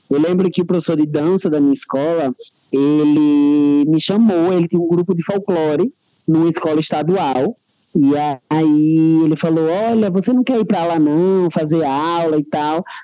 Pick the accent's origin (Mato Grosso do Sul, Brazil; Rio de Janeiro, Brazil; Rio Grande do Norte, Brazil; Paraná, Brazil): Rio Grande do Norte, Brazil; Natal; que tenho 24 anos e sou artista. Eu sou de Natal, Rio Grande do Norte.